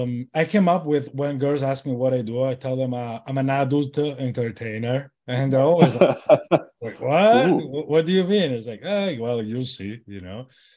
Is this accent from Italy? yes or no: yes; Italy; No, of course I'm from Italy.